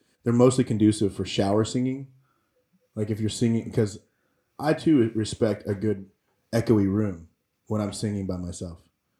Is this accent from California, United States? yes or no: no; Louisiana, United States; moved away as an adult; also born or lived in Texas; Well, I'm from Louisiana